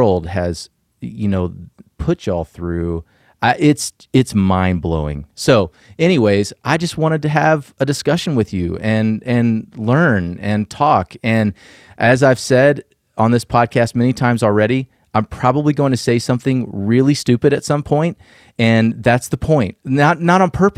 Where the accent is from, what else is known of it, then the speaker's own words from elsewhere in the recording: Georgia, United States; I'm originally from Georgia